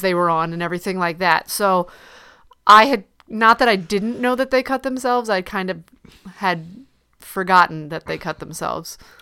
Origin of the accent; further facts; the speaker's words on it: Ohio, United States; moved away; I'm not from Cleveland, but I am from Ohio